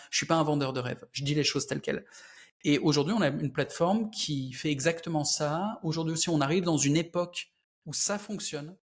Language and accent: French; France; Je suis français aussi